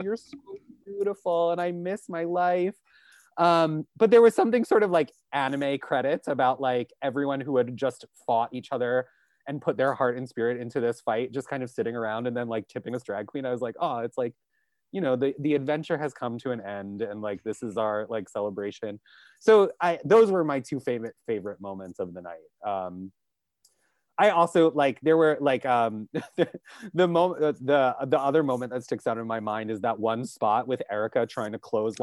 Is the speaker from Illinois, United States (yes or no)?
no; New York, United States; I am from New York. I do not leave New York very often. I am very at home here